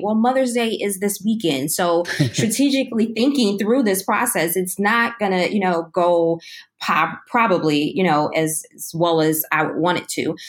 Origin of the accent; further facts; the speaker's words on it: Chicago, Illinois, United States; moved away as an adult; now in Austin, United States; I'm originally from Chicago, Illinois, and I ran away from the cold a couple of years ago to Texas.